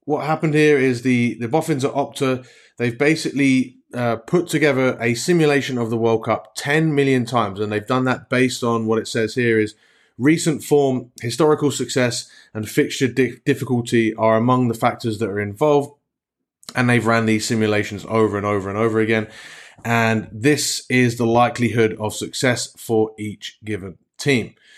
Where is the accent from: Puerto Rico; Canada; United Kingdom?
United Kingdom; England; as an Englishman myself